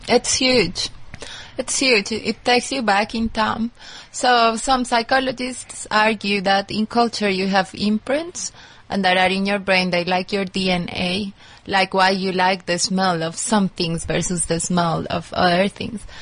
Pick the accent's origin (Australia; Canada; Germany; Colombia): Colombia; moved away; also born or lived in United States; I'm originally from Colombia